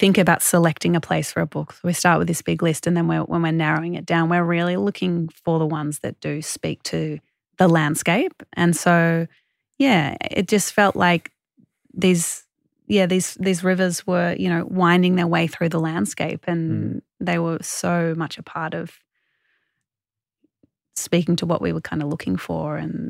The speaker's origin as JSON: {"language": "English", "country": "Australia", "said": "Australians are so connected to the water because we all live close to the coast."}